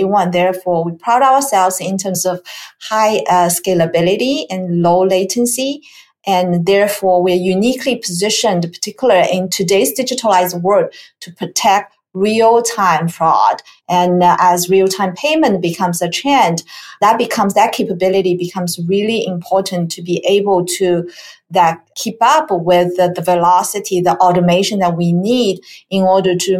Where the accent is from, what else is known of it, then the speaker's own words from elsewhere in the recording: China; moved away as an adult; also born or lived in Pittsburgh, Pennsylvania / Silicon Valley, California; now in United States; So I grew up in China, and my educational background is in technology